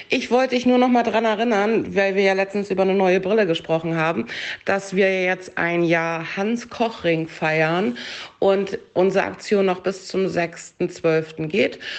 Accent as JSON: {"language": "German", "town": "Flensburg", "region": "Schleswig-Holstein", "country": "Germany", "tie": "born or raised there", "said": "Bin gebürtiger Flensburger und habe da oben halt auch äh, in einem kleinen Dorf nebenbei"}